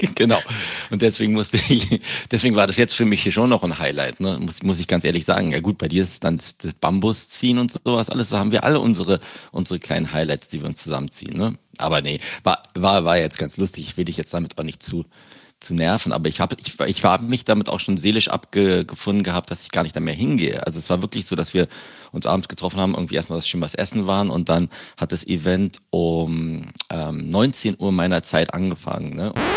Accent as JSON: {"language": "German", "region": "Berlin", "country": "Germany", "tie": "born or raised there", "moved": "yes", "lives_now": "United Kingdom", "said": "aus meiner Heimatstadt Berlin"}